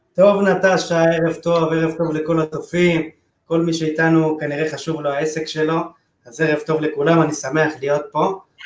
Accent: Tel Aviv, Tel Aviv District, Israel; זה האזור שלי, גדלתי פה, אני חי פה

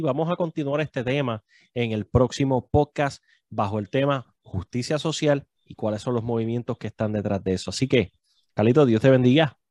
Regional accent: Puerto Rico; now in New York, United States; nosotros como puertorriqueños

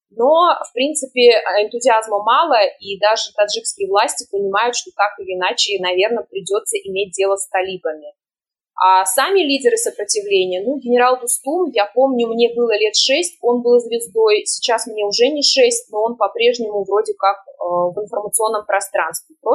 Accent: Termez, Surxondaryo Region, Uzbekistan; И я сама родом из Термеза, разговаривала, например, со своими знакомыми и даже родственниками.

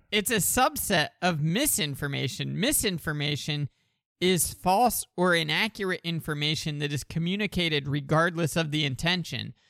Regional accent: Delaware, United States; DuPont was huge where I grew up in Delaware

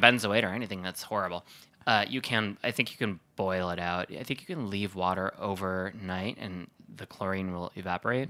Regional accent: Sheboygan, Wisconsin, United States; I'm from Sheboygan, which is where the Kohler Company is

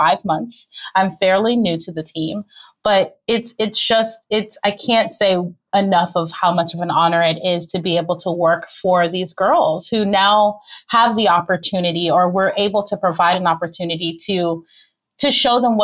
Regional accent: Miami, Florida, United States; I'm actually originally from Miami

